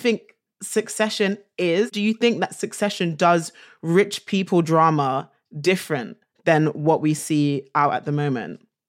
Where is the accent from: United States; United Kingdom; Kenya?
United Kingdom; London; being a Londoner